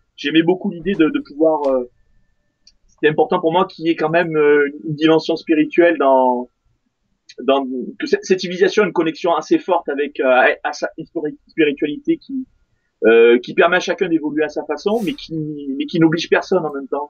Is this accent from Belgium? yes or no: no; France; je suis français